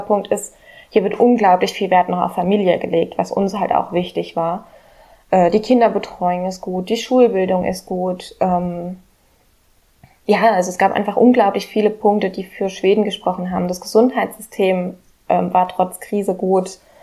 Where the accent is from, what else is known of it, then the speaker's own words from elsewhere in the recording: Germany; moved away as an adult; now in Sweden; bei uns in Deutschland